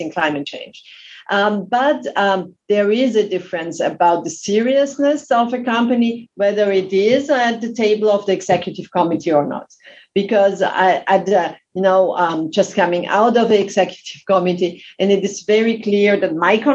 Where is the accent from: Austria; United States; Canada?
Austria; moved away as an adult; now in France; I came to France. I'm originally from Austria.